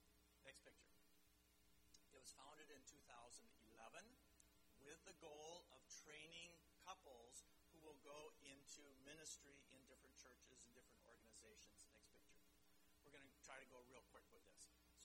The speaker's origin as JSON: {"language": "English", "country": "Chad", "tie": "born or raised there", "also_born_or_lived": "Central African Republic", "said": "And so I grew up in the Chad and the CAR, but I'm not African."}